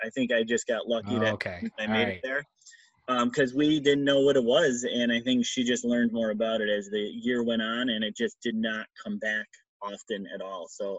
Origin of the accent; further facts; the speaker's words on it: Buffalo, New York, United States; moved away as an adult; also born or lived in Brockport; now in Rochester, United States; because we're both from Buffalo and she went to Nazareth and I went to Brockport.